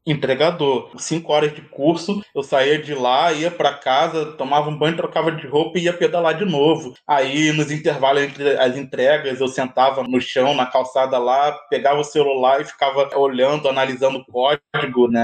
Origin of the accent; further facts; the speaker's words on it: Rio de Janeiro, Brazil; Eu sou do Rio de Janeiro, moro no Vidigal.